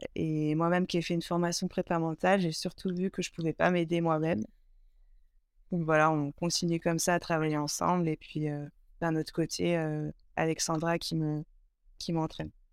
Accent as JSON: {"language": "French", "area": "Burgundy", "region": "Bourgogne-Franche-Comté", "country": "France", "tie": "born or raised there", "moved": "as an adult", "lives_now": "Aix-les-Bains, France", "said": "je suis originaire de Bourgogne"}